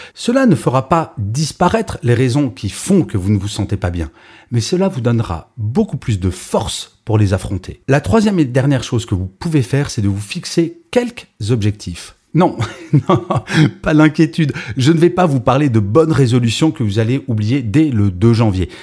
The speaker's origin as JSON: {"language": "French", "country": "France", "said": "je suis français"}